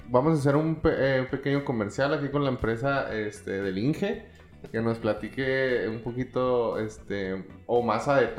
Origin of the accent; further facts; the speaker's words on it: Chihuahua, Mexico; Yo siento que en Chihuahua nos falta eso el apoyarnos como, como, como mexicanos en realidad, o sea, apoyarse como personas y crecer.